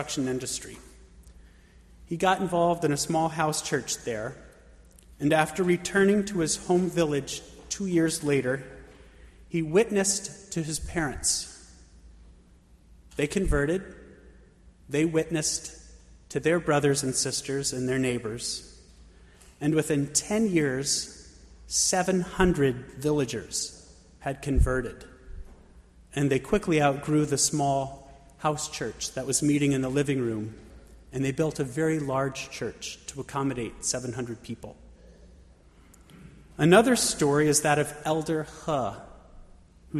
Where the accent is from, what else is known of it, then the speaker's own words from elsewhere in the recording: Bethlehem, Pennsylvania, United States; now in Pittsburgh, United States; my hometown in Bethlehem, Pennsylvania